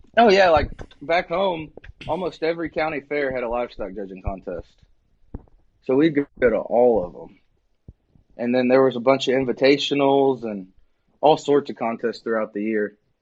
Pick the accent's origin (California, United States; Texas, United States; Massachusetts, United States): Texas, United States; Needville; also born or lived in Wharton, Texas / Lubbock, Texas; I was born in Wharton, Wharton. and uh, that's it's real close to Needville